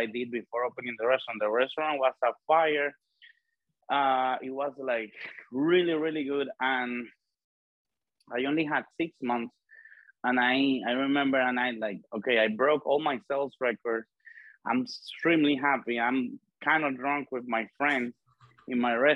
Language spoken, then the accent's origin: English; Dominican Republic; I was born and raised in the Dominican Republic